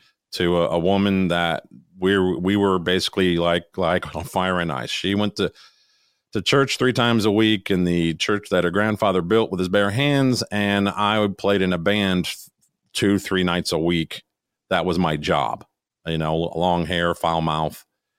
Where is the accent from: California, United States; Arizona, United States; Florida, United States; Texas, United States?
Florida, United States; moved away as an adult; back when I was 18, I moved here from Florida. I had to switch high schools.